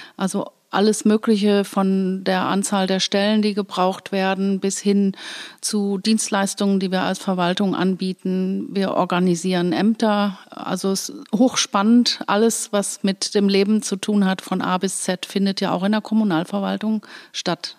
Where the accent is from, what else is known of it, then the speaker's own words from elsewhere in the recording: Koblenz, Rhineland-Palatinate, Germany; also born or lived in Bad Nauheim, Hesse / Los Angeles, United States; Ich bin in Bad Nauheim geboren, im, in Hessen und meine Eltern sind hier ganz früh nach Koblenz gekommen. Da war ich gerade vier Monate alt.